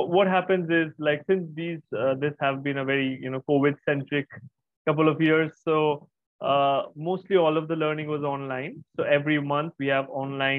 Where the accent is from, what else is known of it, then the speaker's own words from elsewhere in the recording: Kolkata, West Bengal, India; I'm from Kolkata in India.